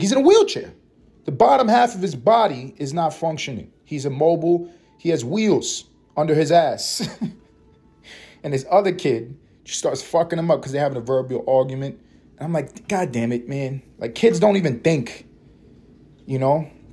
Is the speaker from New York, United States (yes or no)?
yes; New York City, New York, United States; I grew up in the hood. I grew up in Harlem, East Harlem in particular